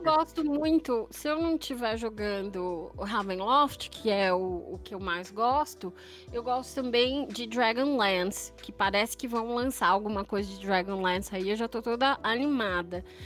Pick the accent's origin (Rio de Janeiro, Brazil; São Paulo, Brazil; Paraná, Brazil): São Paulo, Brazil; Eu sou aqui de São Paulo, capital